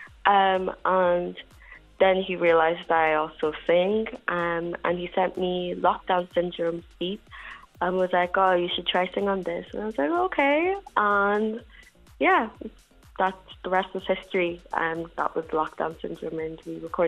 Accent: Dundalk, County Louth, Ireland; I am in Dundalk, my hometown at the moment.

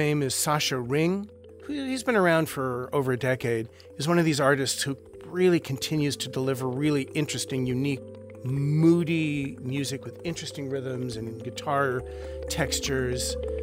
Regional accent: Santa Monica, California, United States; I grew up just near Santa Monica, California

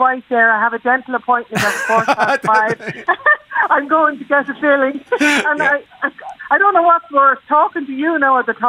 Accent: Dublin, Leinster, Ireland; accent: Dublin; moved away as an adult; now in Mullingar, Ireland; I'm originally from John and Mead in Dublin.

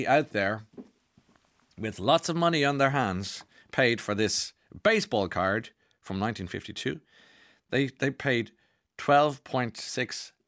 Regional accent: Ireland; as Irish people

